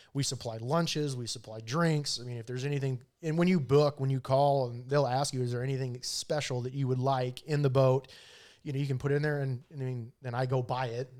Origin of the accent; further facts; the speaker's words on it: Pinedale, Wyoming, United States; I grew up in Pinedale